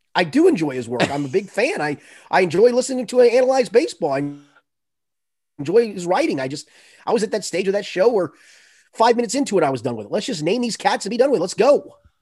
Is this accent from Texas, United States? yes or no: no; Boone County, Kentucky, United States; I'm from Boone County